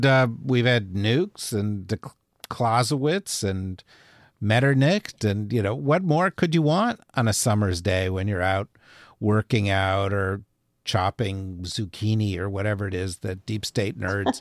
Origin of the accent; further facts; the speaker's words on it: Urbana, Illinois, United States; born there; I was born in Urbana, Illinois. Okay?